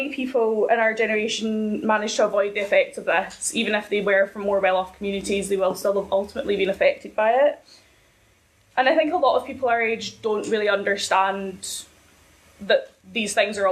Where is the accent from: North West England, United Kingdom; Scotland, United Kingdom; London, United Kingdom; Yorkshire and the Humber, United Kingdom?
Scotland, United Kingdom; Ayrshire; I'm initially from Ayrshire